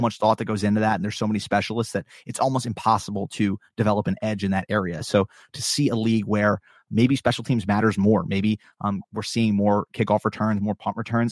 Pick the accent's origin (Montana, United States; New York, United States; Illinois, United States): New York, United States; I'm from New York